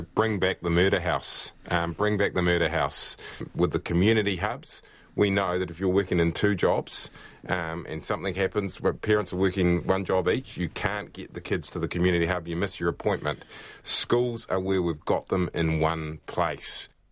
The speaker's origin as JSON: {"language": "English", "town": "Christchurch", "region": "Canterbury", "country": "New Zealand", "tie": "born or raised there", "also_born_or_lived": "Scotland / England", "accent": "New Zealand", "said": "I came over to New Zealand and went to primary school in Christchurch and got that beaten out of me pretty darn quickly. And now I have my New Zealand accent"}